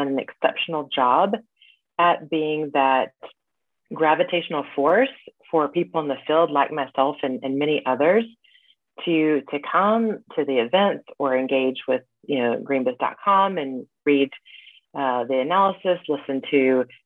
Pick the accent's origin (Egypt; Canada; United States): United States; now in Paris, France; I am an American living in Paris